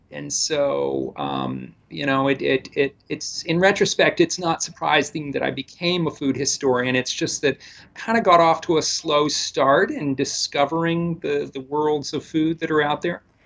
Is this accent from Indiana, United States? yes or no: no; the area around Chicago, Illinois, United States; moved away as an adult; also born or lived in South Carolina; now in Toronto, Canada; originally from the area around Chicago, uh, so I'm kind of a Midwesterner